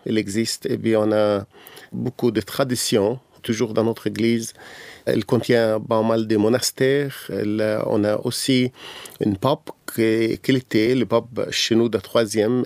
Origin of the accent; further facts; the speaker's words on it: Egypt; French is a second language; now in Cairo, Egypt; j'ai grandi dans, sur une île, dans les en Égypte, dans une famille copte traditionnelle